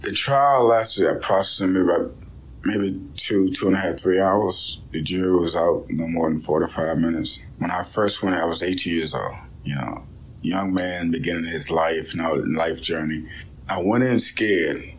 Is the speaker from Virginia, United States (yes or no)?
yes; Hanover, Virginia, United States; I was born in Hanover, Virginia, 1982.